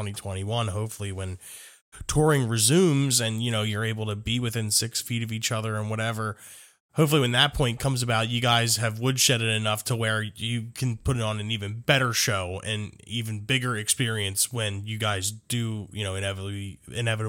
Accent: United States; I'm from the United States

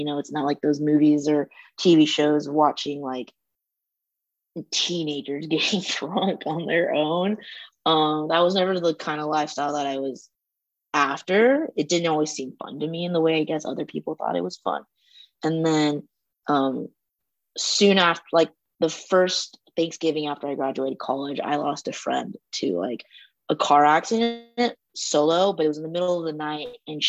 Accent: United States; compared to me growing up in the States.

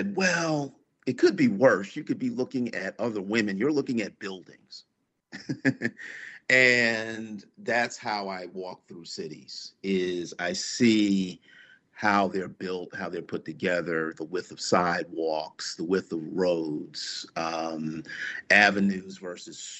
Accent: New York, United States; as a kid growing up in New York

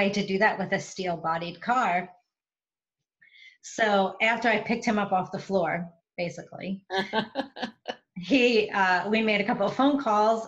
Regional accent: New York, United States; now in Atlanta, United States; I am currently right outside of Atlanta, but I'm from New York. So you'll get the accent, I'm sure.

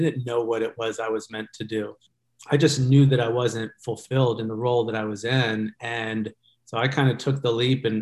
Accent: Georgia, United States; moved away as an adult; now in Orange County, United States; I grew up in Georgia though, and came out here about 20 years ago.

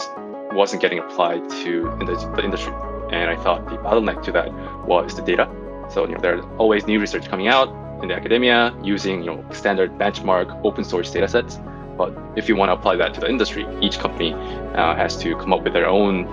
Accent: South Korea; moved away; also born or lived in Singapore / United States; I'm from Korea, so I was born and raised in Korea. I lived in Singapore and the U.S.

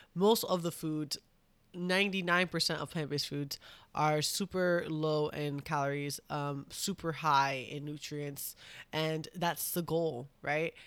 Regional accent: New York, United States; I'm from New York.

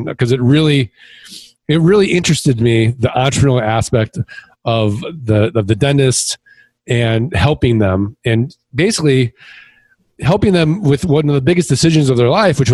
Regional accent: Midwest, United States; moved away as an adult; also born or lived in Kansas City; now in Scottsdale, United States; I'm from the Midwest

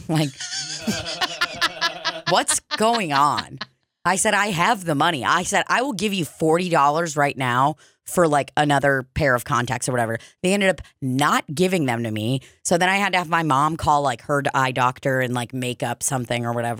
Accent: Goodlettsville, Tennessee, United States; I grew up in Goodlettsville, and my daddy grew up in, what was it, Piglettsville?

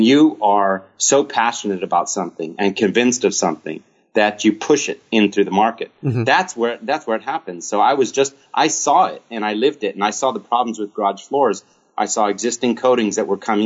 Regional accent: Sacramento, California, United States; moved away as an adult; also born or lived in Switzerland; I was born and raised in Sacramento

